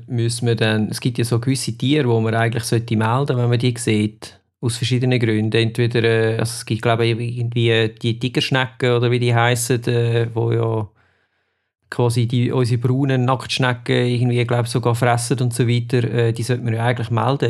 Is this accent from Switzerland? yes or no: yes; Switzerland; bei uns in der Schweiz